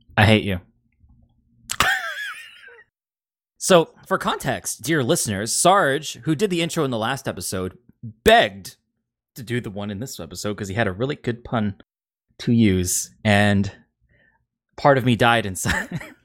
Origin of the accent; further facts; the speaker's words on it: Seattle, Washington, United States; growing up in the Seattle area 'cause I don't think our accent's that anything special